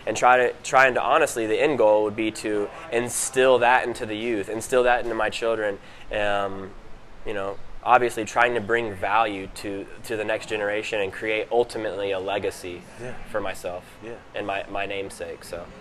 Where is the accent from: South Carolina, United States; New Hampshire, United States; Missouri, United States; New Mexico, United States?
South Carolina, United States; Greenville; also born or lived in San Francisco; I grew up in Greenville, South Carolina, and San Francisco, California. Spent a lot of time in Atlanta, Georgia.